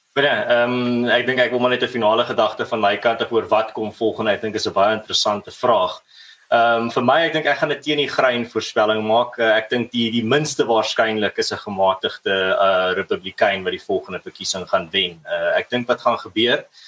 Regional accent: South Africa; ons as Suid-Afrikaners

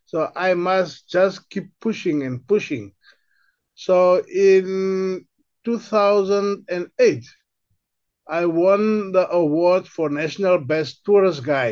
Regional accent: Windhoek, Khomas, Namibia; also born or lived in Kalahari; now in Richtersveld, South Africa; I was born in the Kalahari and I grew up in Windhoek in Namibia

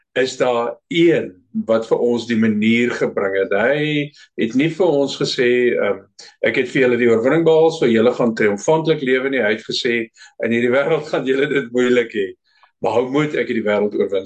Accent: Namibia; moved away as an adult; also born or lived in Pretoria / Mossel Bay; now in Cape Town, South Africa; Ek is in Namibië gebore en daar groot geword, skool gegaan, ou diensplig gedoen.

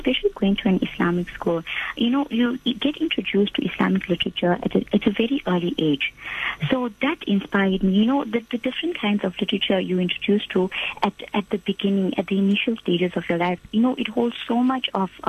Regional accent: Durban, KwaZulu-Natal, South Africa; The warm city of Durban.

